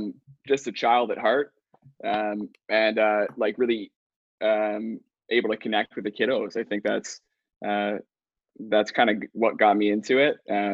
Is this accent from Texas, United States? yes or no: yes; Dallas, Texas, United States; also born or lived in Mississauga; now in Vancouver, Canada; I bounced around a few times, grew up in Dallas, Texas. Vancouver's home now though.